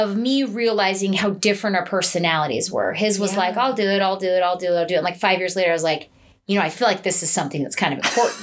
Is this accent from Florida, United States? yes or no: no; Utah, United States; I was born and raised here in Utah